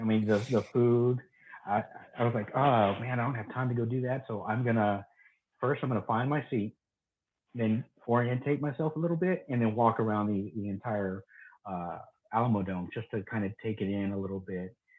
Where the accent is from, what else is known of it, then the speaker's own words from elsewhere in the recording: Texas, United States; I'm from Texas